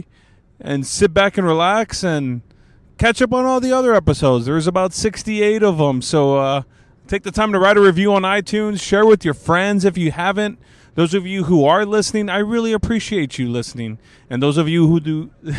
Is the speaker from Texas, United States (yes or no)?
yes; San Antonio, Texas, United States; I'm from San Antonio. I live over here in this area